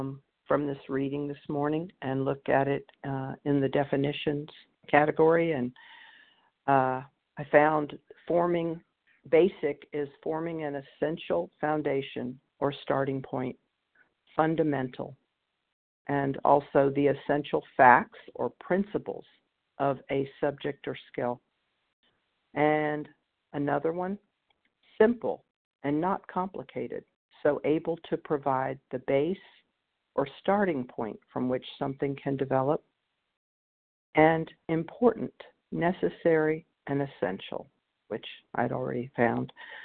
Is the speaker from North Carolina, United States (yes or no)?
yes; North Carolina, United States; from North Carolina.